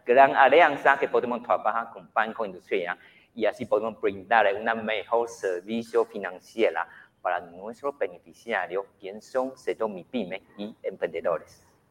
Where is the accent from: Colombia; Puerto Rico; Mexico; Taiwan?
Taiwan; Spanish is a second language; moved away as an adult; now in Guatemala; En mi país, Taiwán